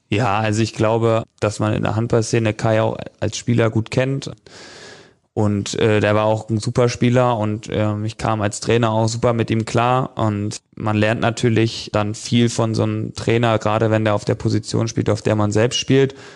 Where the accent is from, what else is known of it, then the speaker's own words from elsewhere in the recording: Flensburg, Schleswig-Holstein, Germany; als Flensburger äh, Junge und aufgewachsen in der Stadt